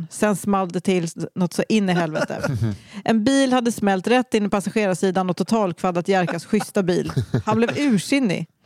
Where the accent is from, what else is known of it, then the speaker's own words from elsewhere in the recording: Västra Götaland, Sweden; Jag är uppväxt i Dalsland, landskapet Gud glömde. Kollektivtrafik existerar knappt där.